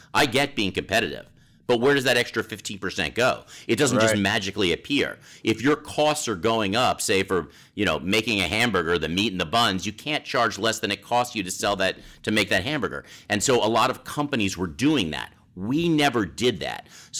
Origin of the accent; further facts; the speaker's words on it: Redondo Beach, California, United States; also born or lived in Boston; I was born in Redondo Beach, California.